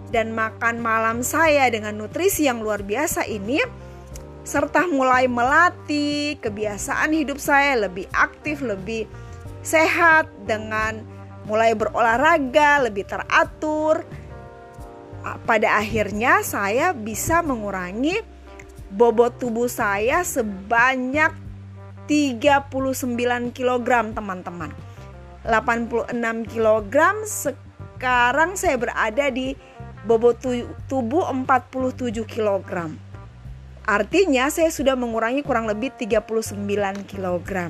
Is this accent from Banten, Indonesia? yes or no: no; Makassar, South Sulawesi, Indonesia; saya dari Makassar. Saat ini saya berusia 44 tahun.